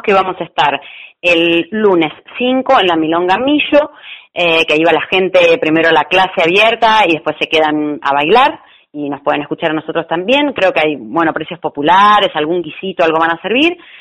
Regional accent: La Plata, Buenos Aires Province, Argentina; Yo soy de acá de La Plata

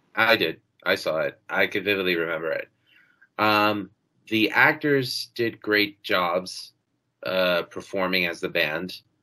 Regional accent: New York City, New York, United States; Growing up in Queens, you know, you had uh, 92.3 K Rock

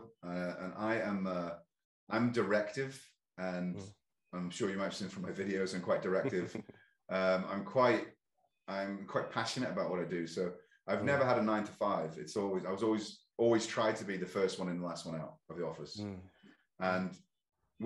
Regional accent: Ireland; both from Ireland, I'm British-Irish

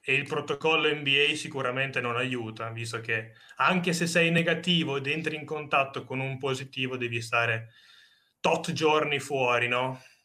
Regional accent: Bologna, Emilia-Romagna, Italy; siamo di Bologna

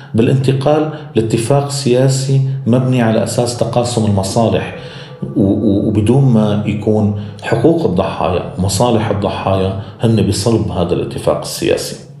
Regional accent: Syria; moved away as an adult; now in Berlin, Germany; مستقبلنا كسوريين

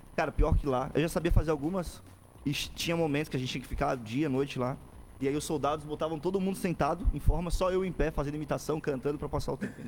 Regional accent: São José, Santa Catarina, Brazil; also born or lived in Florianópolis; eu nasci em Floripa, moro em São José a vida inteira

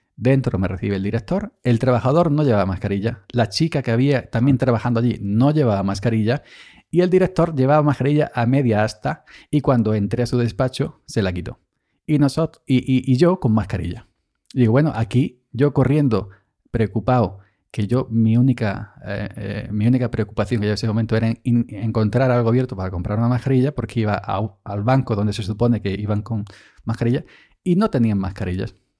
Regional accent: Andalusia, Spain; estaba yo en mi siesta andaluza típica

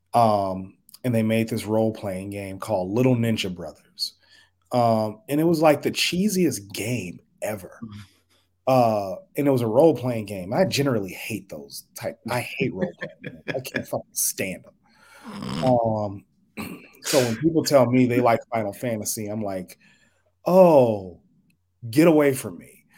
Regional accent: Chicago, Illinois, United States; now in Omaha, United States; I live in Omaha, Nebraska. I'm originally from Chicago

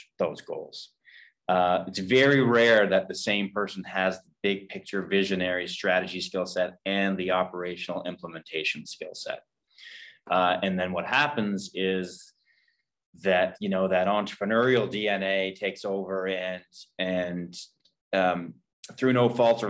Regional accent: Fredericton, New Brunswick, Canada; moved away as an adult; also born or lived in Nova Scotia; I'm from Fredericton, New Brunswick, grew up here

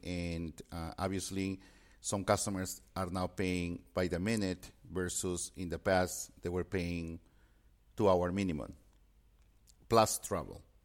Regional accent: Peru; moved away; I had a strong foundation in Spanish since I was born and raised in Peru.

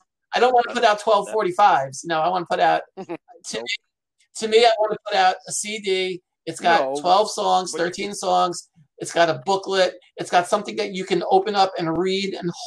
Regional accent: Rockland County, New York, United States; We grew up in Rockland County, New York

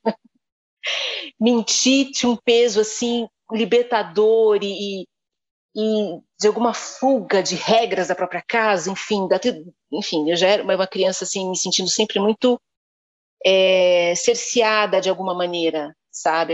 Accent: São Bernardo do Campo, São Paulo, Brazil; foi na escola pública em São Bernardo do Campo, onde eu fui criada, e onde estudei

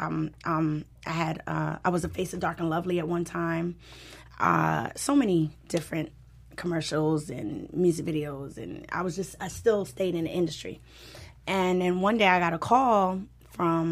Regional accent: Trinidad & Tobago; now in Los Angeles, United States; I'm from Trinidad, and I was always doing Caribbean music

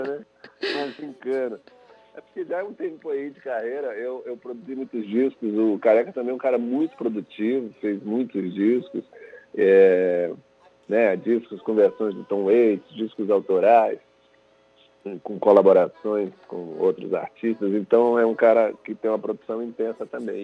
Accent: São Luís, Maranhão, Brazil; eu sou de São Luís

